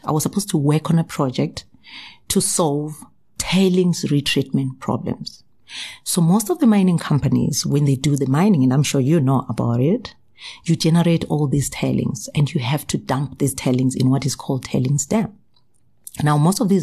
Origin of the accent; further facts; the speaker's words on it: Zimbabwe; moved away as an adult; also born or lived in South Africa; I was actually born in Zimbabwe to my wonderful parents, and we are six girls and one boy, right? I then got educated in Zimbabwe. Then I moved to South Africa